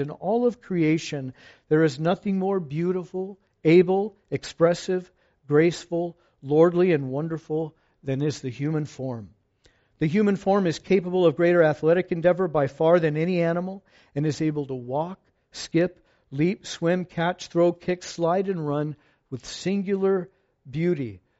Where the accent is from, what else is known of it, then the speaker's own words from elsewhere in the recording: Fallbrook, California, United States; I'm from Fallbrook